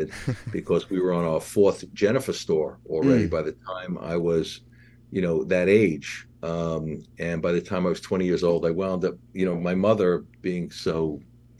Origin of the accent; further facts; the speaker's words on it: New York City, New York, United States; I grew up in Queens, New York.